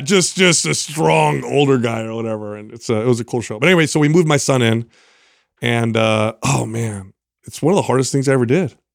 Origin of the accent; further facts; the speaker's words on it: San Jose, California, United States; also born or lived in Truckee; we're from San Jose, but we're up in Truckee right now